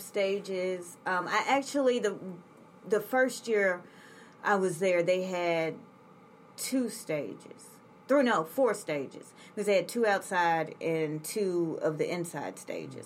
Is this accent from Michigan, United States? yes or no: no; Memphis, Tennessee, United States; I'm from Memphis